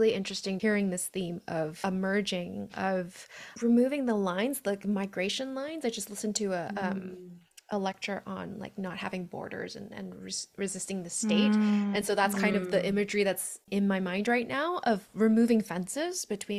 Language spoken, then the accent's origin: English; Hong Kong; I usually have the distinction of saying that I'm from Hong Kong, not from China